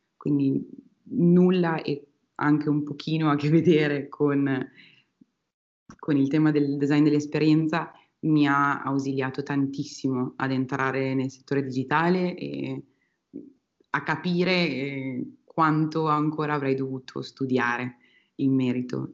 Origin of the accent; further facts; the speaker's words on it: Piacenza, Emilia-Romagna, Italy; moved away as an adult; also born or lived in Australia; now in Spain; Sono originaria di Piacenza, eh, una città dell'Emilia Romagna